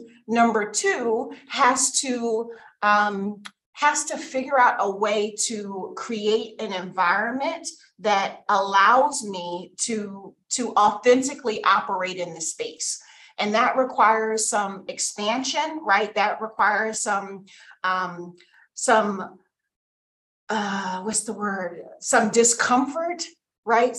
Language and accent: English; Philadelphia, Pennsylvania, United States; I'm from Philly